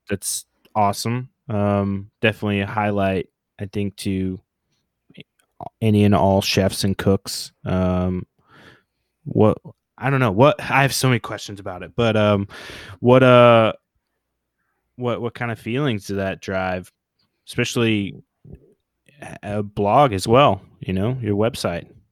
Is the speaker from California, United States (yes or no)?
no; Oklahoma, United States; moved away as an adult; also born or lived in New Orleans / San Diego; growing up in Oklahoma